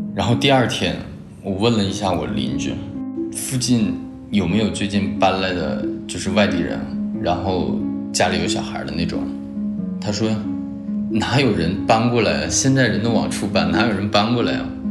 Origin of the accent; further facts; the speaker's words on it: Huadian, Jilin, China; now in Wuxi, China; 我来自东北吉林省华电视，现在在江苏无锡，是个体经营者